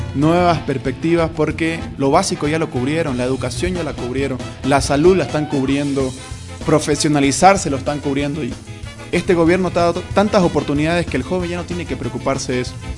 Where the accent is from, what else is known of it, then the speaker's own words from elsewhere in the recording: Bolivia; yo soy orgulloso de ser boliviano